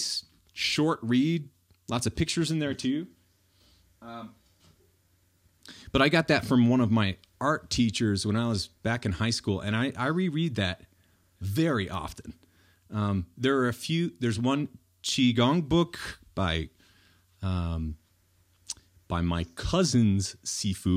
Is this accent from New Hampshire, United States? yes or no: yes; New Hampshire, United States; moved away; when I was growing up in New Hampshire